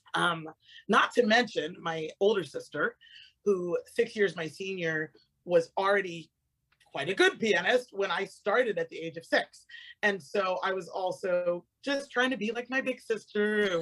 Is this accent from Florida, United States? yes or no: yes; Avon Park, Florida, United States; I grew up in Florida um, right in the center of the state in uh, Avon Park, Florida.